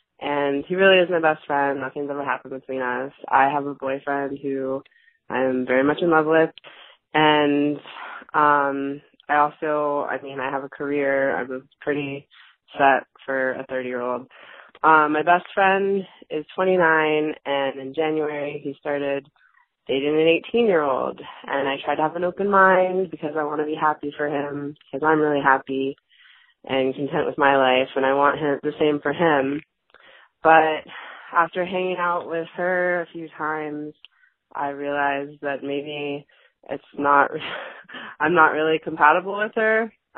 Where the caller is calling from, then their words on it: Florida, United States; I'm calling from Florida.